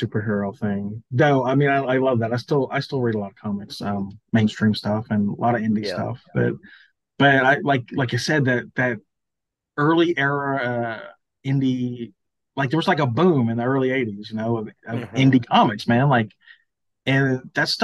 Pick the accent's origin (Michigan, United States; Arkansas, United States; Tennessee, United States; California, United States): Tennessee, United States; Memphis; now in Olive Branch, United States; I grew up in Memphis as a kid